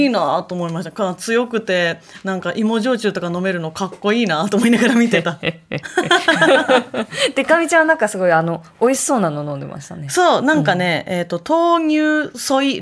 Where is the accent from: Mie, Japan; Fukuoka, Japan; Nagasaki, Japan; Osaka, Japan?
Mie, Japan; moved away; 地元の三重県のジコンっていう。